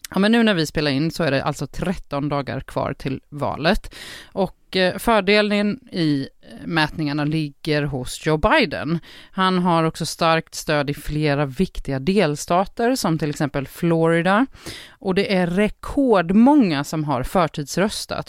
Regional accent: Jönköping, Jönköping County, Sweden; jag kommer från Sveriges Jerusalem. Ja, det är Jönköping såklart

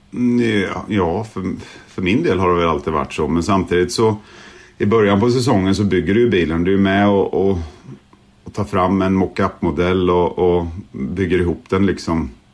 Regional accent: Sweden; now in England; Som svensk

